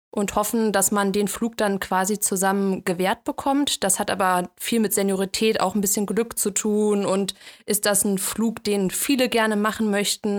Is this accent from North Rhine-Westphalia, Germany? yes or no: yes; Cologne, North Rhine-Westphalia, Germany; moved away as an adult; now in Frankfurt, Germany; ich ähm, ziehe jetzt nach Köln zurück in meine Heimat